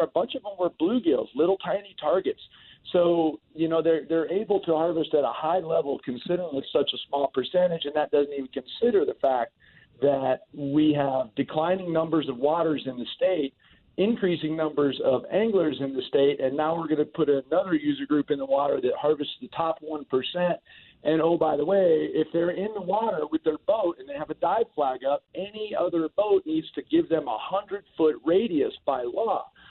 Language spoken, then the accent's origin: English; Florida, United States; moved away; I grew up in Florida